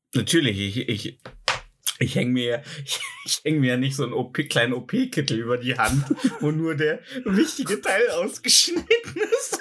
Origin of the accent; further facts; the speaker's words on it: Germany; als Deutscher